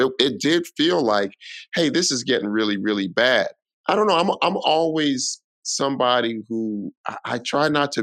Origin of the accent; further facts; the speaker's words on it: Denver, Colorado, United States; now in New York City, United States; I'm originally from Denver